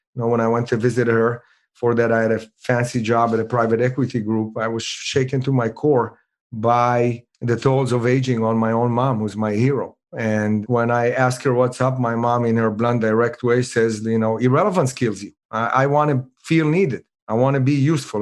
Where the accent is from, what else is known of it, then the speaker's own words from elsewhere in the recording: Israel; moved away; I'm originally from Israel